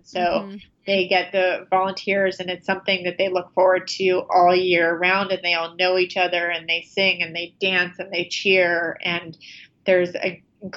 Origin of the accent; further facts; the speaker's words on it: New Jersey shore, United States; now in New York City, United States; grew up in New Jersey along the shore, about 10 miles from where he grew up in Freehold, New Jersey